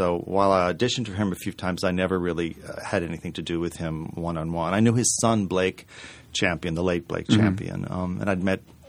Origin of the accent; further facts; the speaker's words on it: Maine, United States; I grew up in Maine, so I've seen books and watched documentaries and stuff.